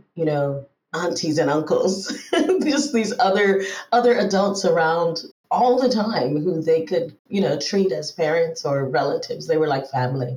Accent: Bermuda; first language English; also born or lived in Trinidad and Tobago / Barbados / Montreal, Canada / Israel; now in Denmark; I grew up in Bermuda, actually

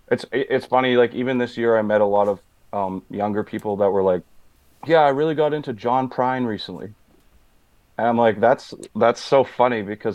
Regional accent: Manitoba, Canada; now in Winnipeg, Canada; I'm from Boise, Manitoba.

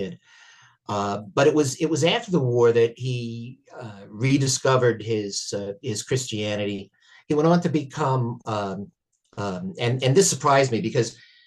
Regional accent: United States; I'm an American and I only speak one language

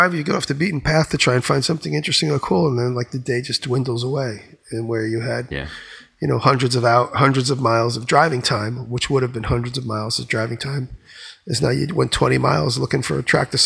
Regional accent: New York, United States

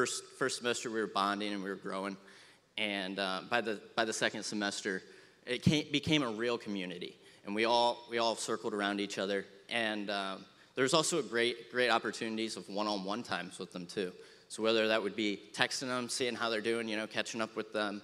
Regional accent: Findlay, Ohio, United States; moved away as an adult; also born or lived in Ashland, Ohio; now in Maumee, United States; I'm from the Findlay area

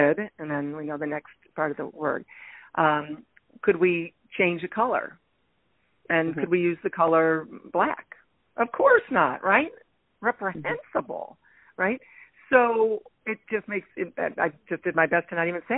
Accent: Toledo, Ohio, United States; moved away; I grew up in Toledo. We're the North

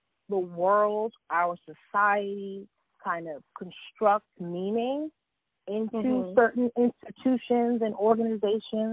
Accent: New York City, New York, United States; born and raised in Harlem, New York

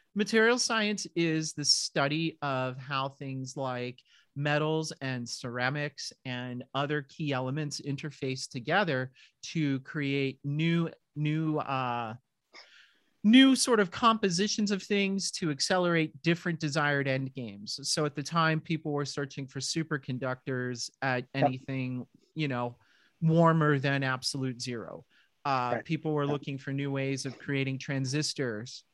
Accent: southern New Hampshire, United States; moved away as an adult; also born or lived in Middle Village, Queens, New York / San Francisco; we moved from Middle Village, Queens, for those of you who know New York City, uh, all the way up to southern New Hampshire, which was pretty darn rural in that day. My town had maybe 4,000 people in it total

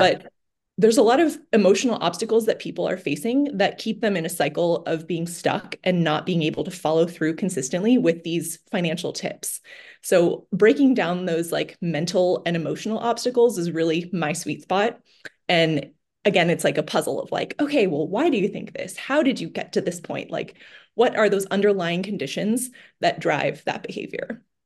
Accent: Bay Area, California, United States; moved away as an adult; now in Chicago, United States; I grew up in the Bay Area, went to school in the Bay Area.

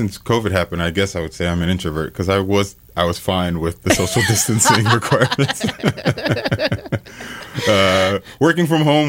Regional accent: New York City, New York, United States; moved away as an adult; now in Pittsfield, United States; I literally was born and raised in New York.

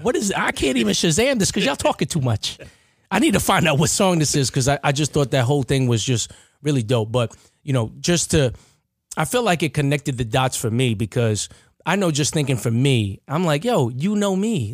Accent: Baldwin, United States; I'm from Baldwin

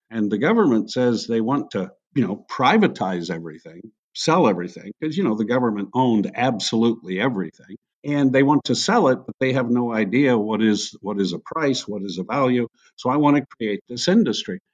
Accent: Hawaiian Islands, United States; moved away; I grew up in the Hawaiian Islands, which was a, a remarkably multi ethnic, multicultural environment

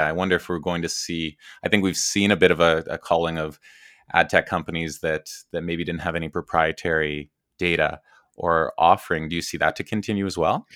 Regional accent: Edmonton, Alberta, Canada; I grew up in Edmonton, Alberta, Canada

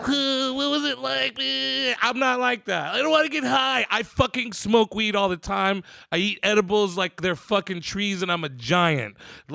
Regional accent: California, United States; I'm so ready to be offended by everything because I'm from the Bay.

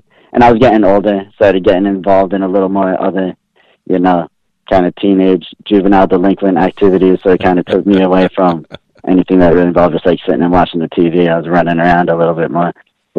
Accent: East Coast, United States; Because I grew up on the East Coast. It was WWF when I was growing up.

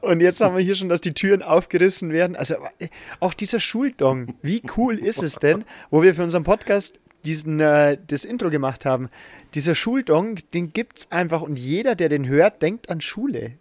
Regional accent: Regensburg, Bavaria, Germany; ich komme zwar aus Regensburg

